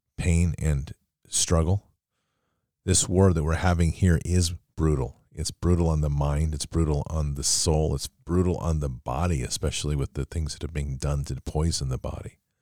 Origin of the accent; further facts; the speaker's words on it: United States; as an American